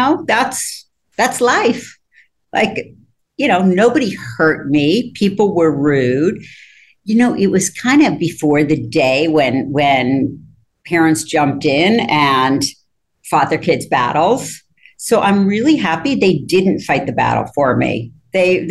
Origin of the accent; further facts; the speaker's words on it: Rochester, New York, United States; moved away as an adult; also born or lived in Ithaca, New York / Switzerland; I was born in Ithaca, but my family moved to Rochester